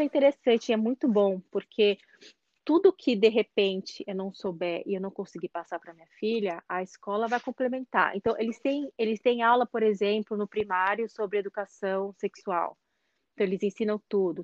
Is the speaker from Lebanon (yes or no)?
no; Brazil; moved away as an adult; now in Norway; já que eu sou brasileira